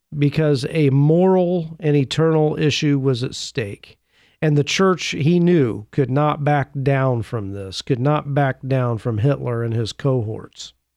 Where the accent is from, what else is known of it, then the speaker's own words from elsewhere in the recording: Indiana, United States; Growing up in Indiana, I had my fair share of walking through cornfields